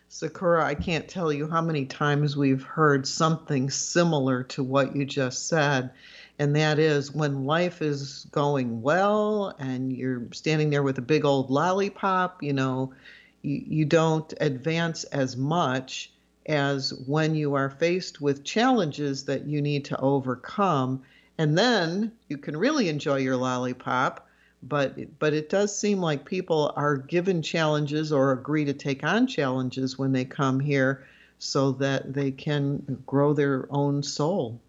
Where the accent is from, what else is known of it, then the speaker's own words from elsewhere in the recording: Chicago, Illinois, United States; my sister and I grew up in Chicago. We started our earliest years right in the city, and then as I got to high school age, my parents wanted to m, move to the suburbs